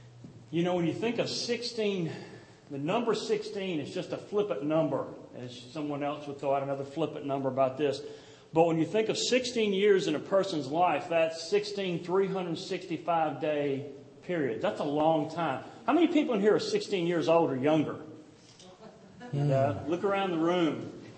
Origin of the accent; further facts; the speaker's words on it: Gulf Coast, United States; moved away; I come from the Gulf Coast where these massive churches are built all up and down the highway.